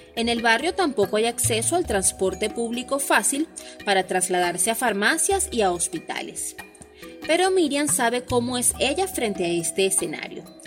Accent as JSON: {"language": "Spanish", "country": "Venezuela", "said": "soy periodista en Venezuela"}